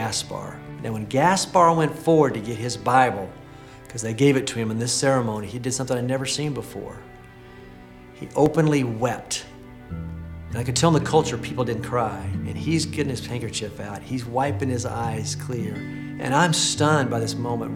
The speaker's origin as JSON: {"language": "English", "town": "Oklahoma City", "region": "Oklahoma", "country": "United States", "tie": "born or raised there", "said": "my hometown right here in Oklahoma City"}